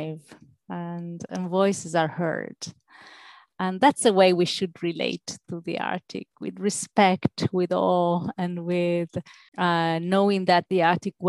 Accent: Italy; moved away; I am Mediterranean, I'm from Italy

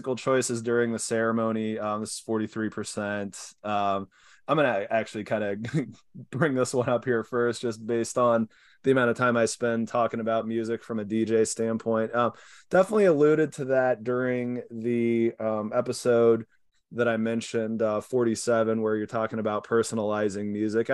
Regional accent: Kansas, United States; moved away; I'm from Kansas and wife is from San Diego. So we grabbed some of the wheat grain from the family farm

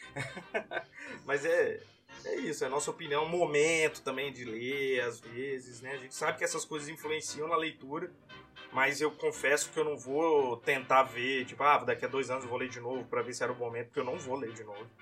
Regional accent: Brazil; sou brasileiro

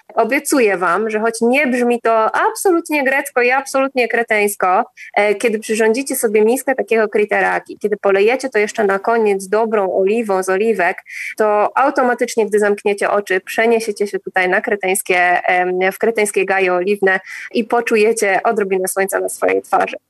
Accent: Poland; now in Crete, Greece; my mówimy, że z Polski

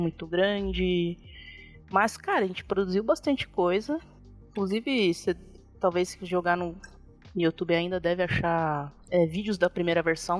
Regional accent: São Paulo, Brazil; moved away as an adult; now in Extrema, Brazil; A gente morava aí na, em São Paulo, na Zona Norte, freguesia uhum. do Ó.

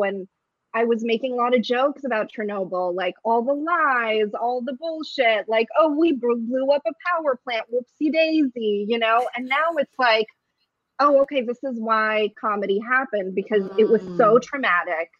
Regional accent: San Francisco, California, United States; first language Russian; English is a second language; moved away as an adult; also born or lived in Ukraine (USSR) / Los Angeles / London; now in New York City, United States; I immigrated as a little kid around 5-6 years old to San Francisco. They packed me in a suitcase, lost everything but me. And that was all very exciting for everyone. And yeah, I grew up in San Francisco in the Bay Area

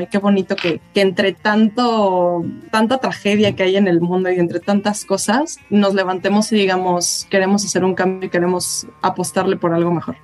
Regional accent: Tuxtla Gutiérrez, Chiapas, Mexico; soy de Tuxtla

